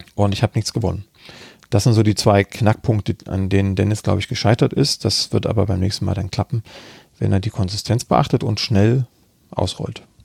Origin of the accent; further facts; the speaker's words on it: Freiberg, Saxony, Germany; Freiberg ist meine Heimatstadt, da bin mhm. ich geboren und habe dann auch da studiert.